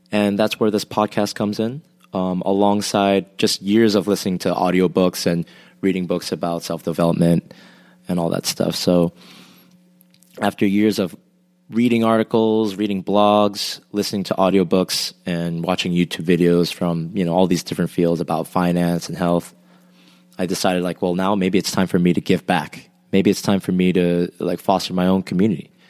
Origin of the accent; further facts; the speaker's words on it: Rhode Island, United States; moved away as an adult; now in South Korea; from sixth grade onwards, I lived in Rhode Island. So I would call that my home state, and I would say that's where home is for me if I had to identify and I moved to Korea about seven years ago.